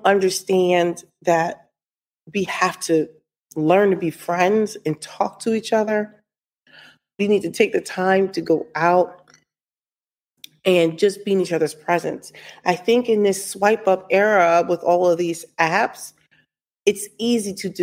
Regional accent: New Jersey, United States; I'm from Jersey

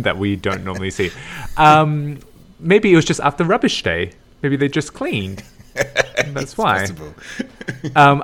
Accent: Australia; I went back home to Australia

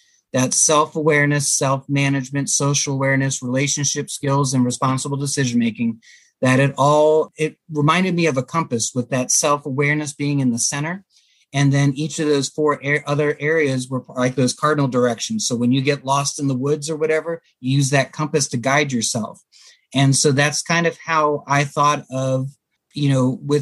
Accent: Germantown, Maryland, United States; I grew up in Germantown, Maryland

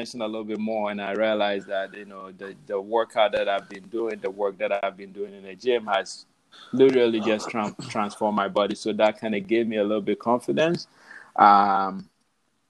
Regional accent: Ghana; moved away as an adult; now in New York City, United States; I was born in Ghana, so I left Ghana. August 10th, I landed in New York City, JFK, August 11th, 2009, I believe. So I've been here a little over 10 years now.

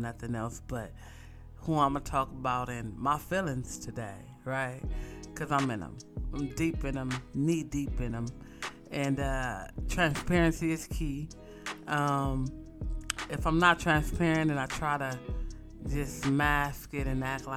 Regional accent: West Coast, United States; I'm from the West Coast

